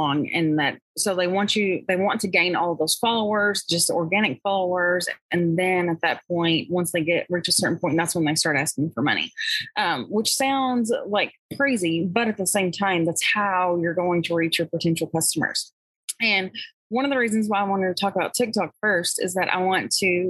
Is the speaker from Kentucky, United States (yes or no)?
yes; Kentucky, United States; I'm from Kentucky